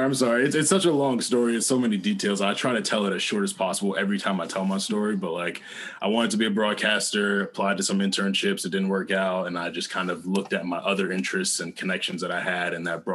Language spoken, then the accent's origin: English; Englewood, New Jersey, United States; also born or lived in Hoboken, New Jersey; So I'm from Englewood, New Jersey, born in Hoboken, New Jersey, raised in Englewood my whole life. The only time I moved two blocks away from my original house.